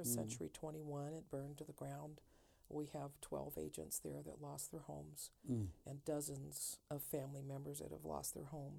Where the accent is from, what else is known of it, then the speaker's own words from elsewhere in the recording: Panama City Beach, Florida, United States; My hometown of Panama City Beach is wiped off the map.